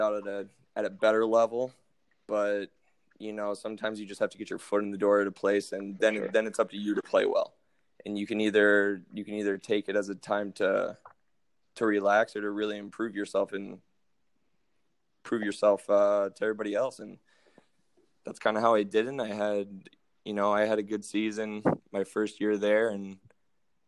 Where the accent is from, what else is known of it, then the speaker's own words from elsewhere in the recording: Champaign, Illinois, United States; moved away as an adult; also born or lived in Indiana / St. Louis, Missouri; now in Finland; I'm from Champaign, Illinois. That's about 2 hours south of Chicago